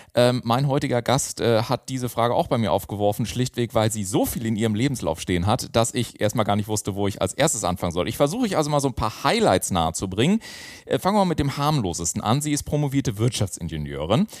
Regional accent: Garmisch-Partenkirchen, Bavaria, Germany; now in Hamburg, Germany; Ich komme ja aus Garmisch-Partenkirchen, wie gesagt, ursprünglich gesagt, und bin dann nach Hamburg zugezogen.

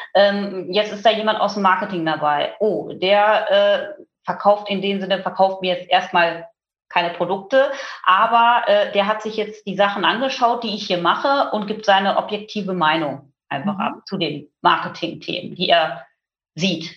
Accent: Münsterland, North Rhine-Westphalia, Germany; bin äh, im Münsterland auf einem Bauernhof groß geworden

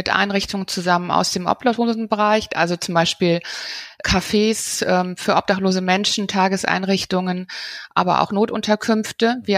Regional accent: Bonn, North Rhine-Westphalia, Germany; Ja, also ich bin, bin selber groß geworden in Bonn und dort in der mhm. Bankenwelt.

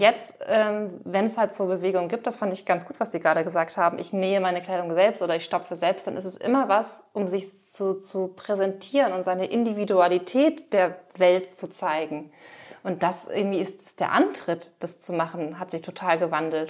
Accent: Schleswig-Holstein, Germany; moved away; ich komme ja aus Schleswig-Holstein

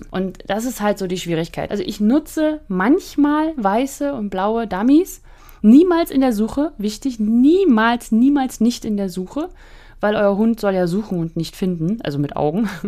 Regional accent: Northern Germany, Germany; Also ich komme ja aus dem Flachland, also ich war ja in Norddeutschland

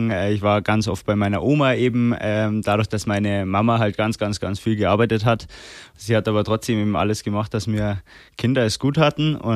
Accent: Erding, Bavaria, Germany; also born or lived in Landshut; Also daheim bin ich auf jeden Fall in Erding oder im Landkreis Erding. Ich bin äh, zwar geboren in Landshut, bin jetzt aber da nicht aufgewachsen

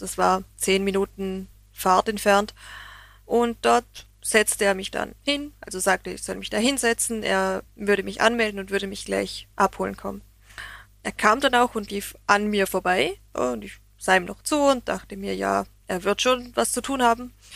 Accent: Vorarlberg, Austria; für mich als Österreicherin

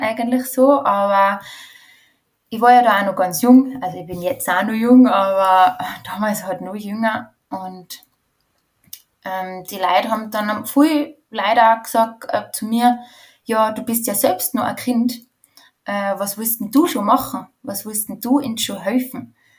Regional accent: Going, Tyrol, Austria; also born or lived in Tshumbe, DR Congo / Spain / France; ich bin in einem Bauernhof in Tirol aufgewachsen

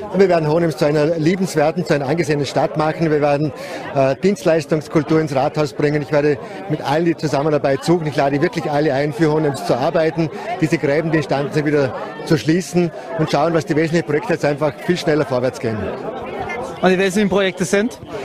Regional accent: Hohenems, Vorarlberg, Austria; meine Heimatstadt

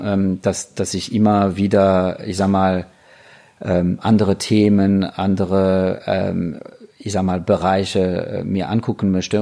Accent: France; moved away; als Franzose

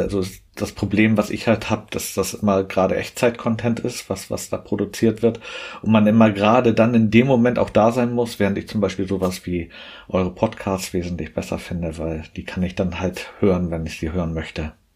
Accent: Hamburg, Germany; komme gebürtig aus Hamburg, arbeite dort auch

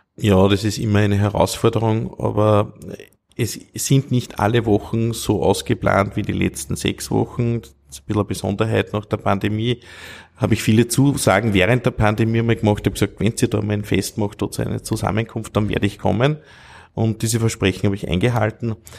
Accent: Steinhaus, Upper Austria, Austria; also born or lived in Vienna; meiner Heimatgemeinde Steinhaus äh, bei Wels

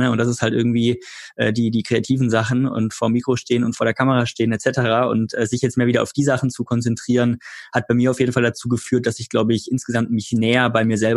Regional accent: Freiburg, Baden-Württemberg, Germany; ich bin witzigerweise dann über meine Heimatstadt Freiburg gefahren

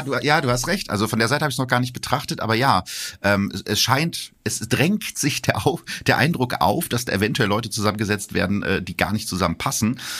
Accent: Gütersloh, North Rhine-Westphalia, Germany; Gütersloh, meiner Heimatstadt

